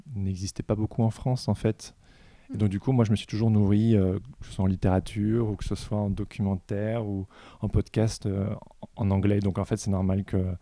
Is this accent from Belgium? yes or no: yes; Belgium; je suis belge aussi